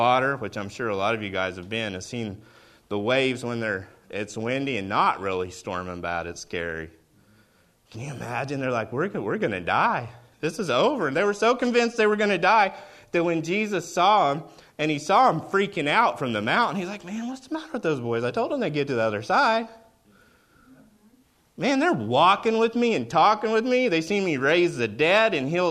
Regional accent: Oklahoma, United States; I'm from Oklahoma

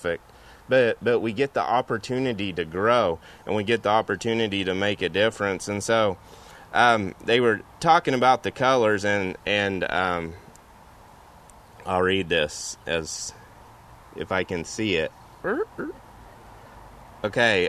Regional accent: Oklahoma, United States; where I grew up in Oklahoma, they had wheat fields

